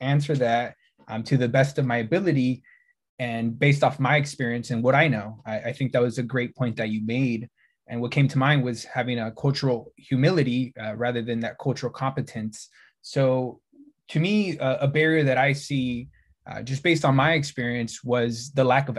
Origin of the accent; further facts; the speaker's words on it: Oceanside, California, United States; born and raised in Oceanside, California